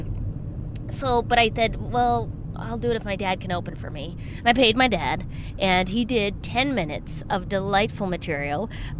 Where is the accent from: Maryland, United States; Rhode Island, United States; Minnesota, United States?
Minnesota, United States; moved away; I did a motorcycle rally in my hometown.